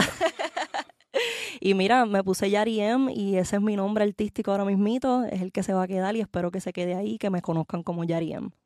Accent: Puerto Rico; soy de Puerto Rico, nací en Puerto Rico, me crié allá

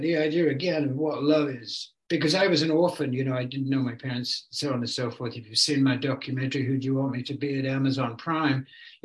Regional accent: England, United Kingdom; moved away as an adult; now in California, United States; I've lived here way longer than I ever lived in England. You know, I was a teenager virtually when I came

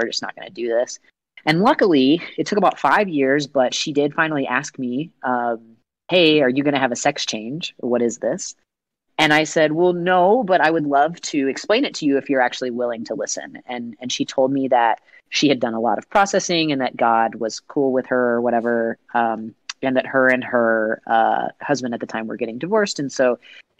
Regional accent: Lexington, Kentucky, United States; in my hometown, Lexington, Kentucky

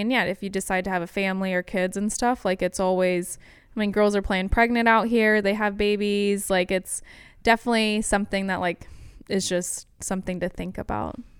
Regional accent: The Woodlands, Texas, United States; also born or lived in Alabama; I was born and raised in the Woodlands

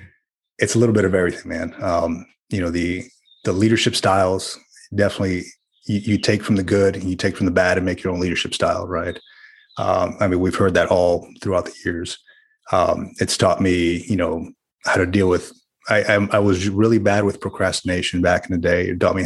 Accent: New Jersey, United States; also born or lived in Central Florida; Well, I'll tell you, man, I grew up in Jersey and a little bit in Florida, Central Florida.

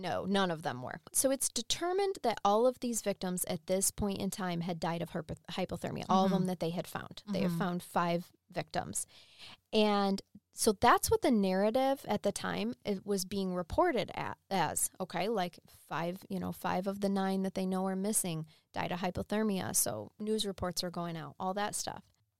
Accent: Nebraska, United States; I was born in Nebraska.

